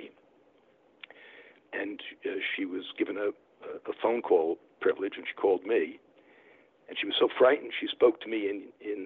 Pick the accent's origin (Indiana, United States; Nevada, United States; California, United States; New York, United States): New York, United States; New York City; born or raised there; moved away